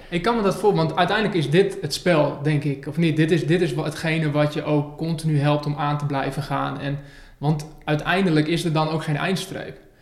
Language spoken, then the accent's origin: Dutch; Northerners, northern Netherlands, Netherlands; We zitten hier in het mooie Groningen in Noorden. Ja, dat vinden we als Noorderlingen